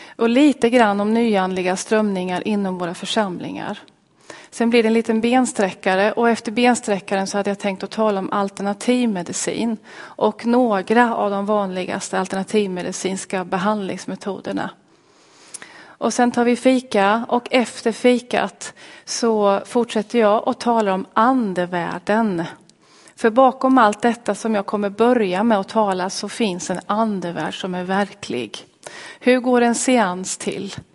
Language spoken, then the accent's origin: Swedish; Linköping, Östergötland, Sweden; Jag kommer alltså från Linköping